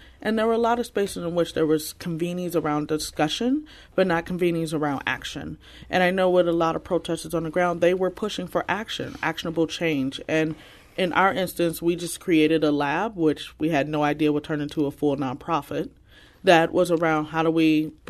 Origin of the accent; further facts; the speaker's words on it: St. Louis, Missouri, United States; So I am a St. Louis native. I've been here my entire life. I grew up in the Kinlock and Normandy neighborhood and a small stint in Riverview.